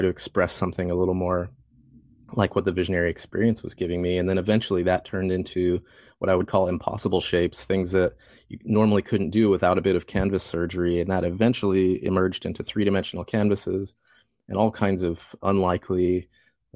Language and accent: English; Fort Collins, Colorado, United States; moved away; I grew up in Fort Collins, and I was always an artist